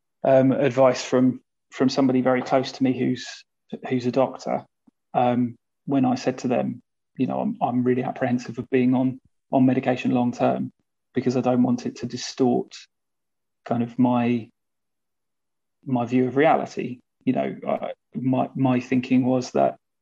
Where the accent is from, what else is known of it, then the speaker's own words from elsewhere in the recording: United Kingdom; being British